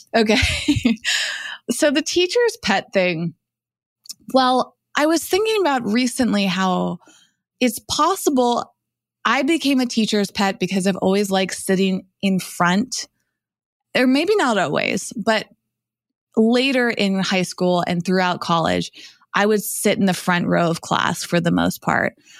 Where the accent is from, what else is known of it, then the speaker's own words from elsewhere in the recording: Massachusetts, United States; moved away; also born or lived in New York / Los Angeles; I grew up in Massachusetts